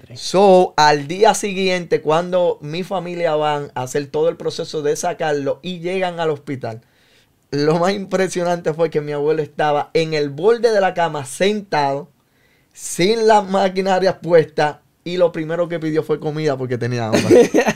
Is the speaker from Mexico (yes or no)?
no; San Juan, Puerto Rico; Yo nací en el pueblo de Río Piedras, Puerto Rico. Eh, me crié con mi abuela en el barrio San José, allí cerca de Manuela Pérez en eh, Río Piedra, Santurce.